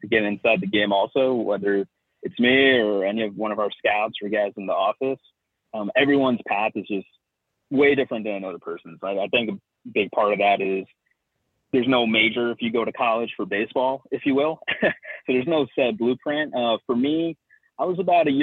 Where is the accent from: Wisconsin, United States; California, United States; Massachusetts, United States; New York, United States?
California, United States; Southern; I grew up in Southern California